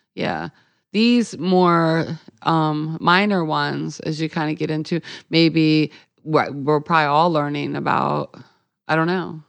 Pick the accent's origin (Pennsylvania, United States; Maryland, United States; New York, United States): Maryland, United States; I'm from Maryland, so I say wash